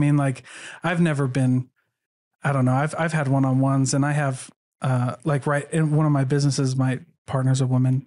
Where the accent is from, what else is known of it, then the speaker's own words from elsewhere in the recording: Iowa, United States; moved away; I grew up in Iowa, where I was the only L D S